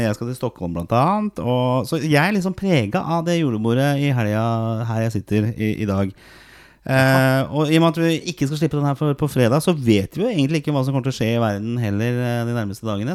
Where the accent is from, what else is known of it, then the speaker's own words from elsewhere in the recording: Oslo, Norway; vi vokste opp på Torshow sammen i, i, Oslo. Østkanten i Oslo